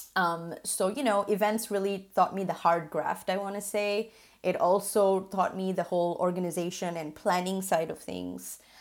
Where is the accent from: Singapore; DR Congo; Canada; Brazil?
Singapore; moved away; I was born and raised in Singapore to migrant parents